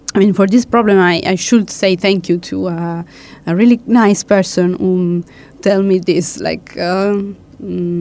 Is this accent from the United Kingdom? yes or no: no; Italy; first language Italian; English is a second language; moved away as an adult